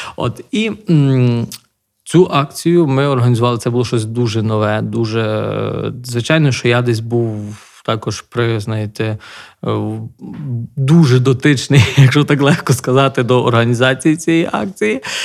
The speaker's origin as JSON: {"language": "Ukrainian", "town": "Nahuievychi", "region": "Lviv Oblast", "country": "Ukraine", "tie": "born or raised there", "moved": "as an adult", "lives_now": "Mshanets, Ukraine", "said": "моє рідне село там Нагоєвичі біля Дрогобича"}